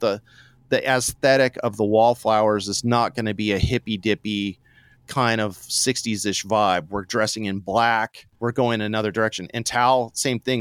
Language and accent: English; Santa Barbara, California, United States; I'm from Santa Barbara